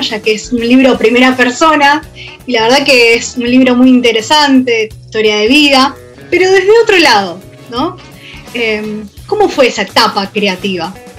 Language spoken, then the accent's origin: Spanish; Argentina; nosotros como argentinos